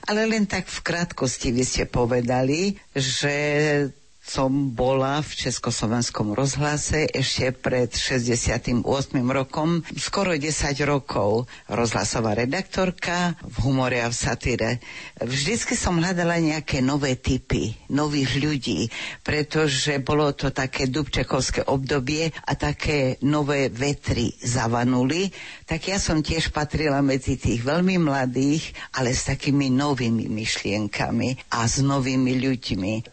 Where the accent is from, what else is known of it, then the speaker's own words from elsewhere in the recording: Slovakia; first language Slovak; moved away as an adult; now in Canada; Ja som taký patriot, by sa dalo povedať Doma sme rozprávali vždy veľmi pekne po slovensky, mama bola Martinčianka